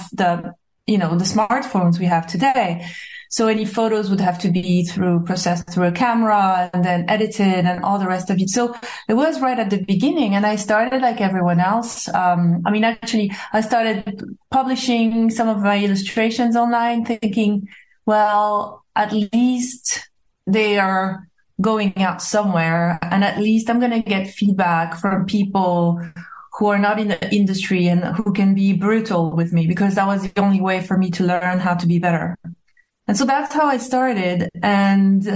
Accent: Corsica, France; English is a second language; moved away as an adult; also born or lived in New York / Los Angeles; now in London, United Kingdom; I was born in Corsica

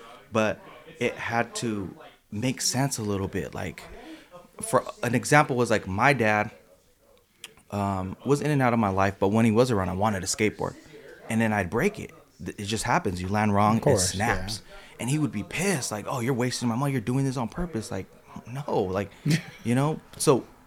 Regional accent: San Jose, California, United States; the neighborhood that I'm from. That I grew up in was mostly skateboarding

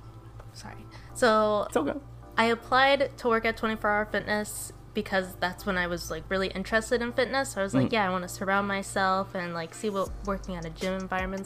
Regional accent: Oxnard, California, United States; also born or lived in Conejo Valley / Ventura; I grew up here, like in Oxnard.

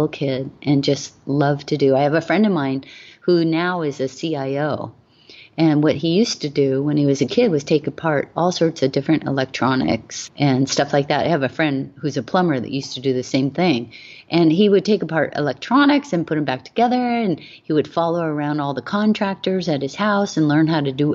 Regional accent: Hawaii, United States; I was raised in Hawaii

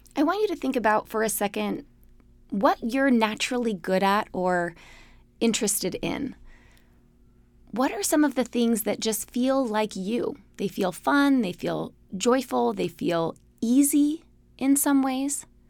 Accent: Salt Lake City, Utah, United States; I grew up in Salt Lake City, Utah, in a city surrounded by mountains.

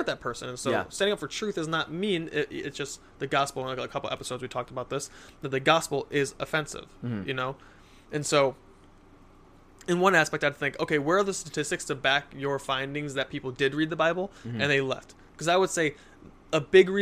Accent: United States; I'm American

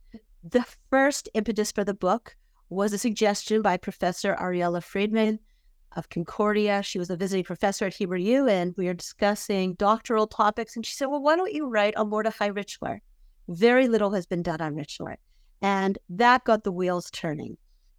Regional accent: Vancouver, British Columbia, Canada; I grew up in Vancouver, British Columbia, and I had a common upbringing for a Jewish girl in Vancouver.

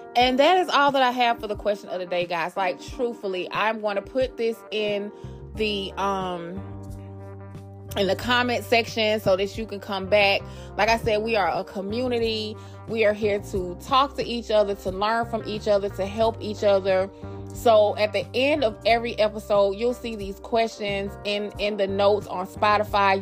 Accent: Atlanta, Georgia, United States; moved away; also born or lived in Queens, New York; I grew up in Atlanta, Georgia

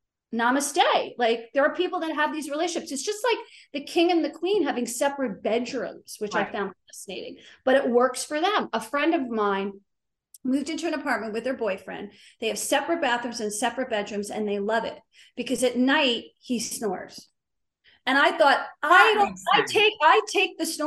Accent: Short Hills, New Jersey, United States; also born or lived in South Florida / Miami, United States; now in Beverly Hills, United States; I was born in Jersey, raised in Jersey

